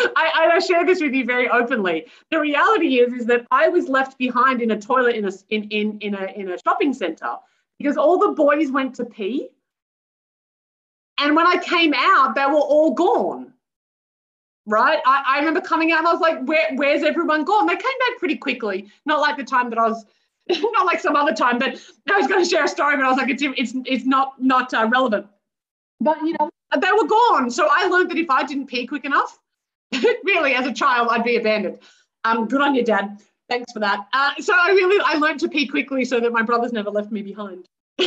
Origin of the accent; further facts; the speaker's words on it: Australia; I am white and middle class, born and raised in Australia.